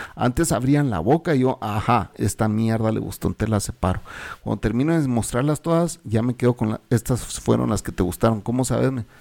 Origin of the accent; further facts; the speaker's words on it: Guatemala; also born or lived in El Salvador; yo soy guatemalteco